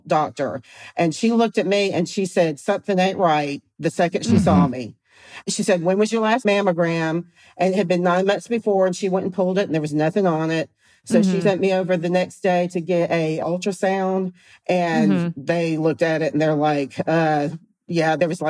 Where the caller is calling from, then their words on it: Fortson, Georgia, United States; I live in Fortson, Georgia, which is just north of Columbus, if you've ever heard of Fort Benning.